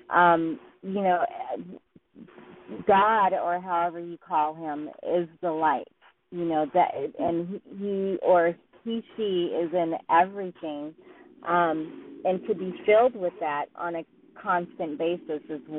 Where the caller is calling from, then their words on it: Woodland Hills, California, United States; I'm calling from Woodland Hills, California.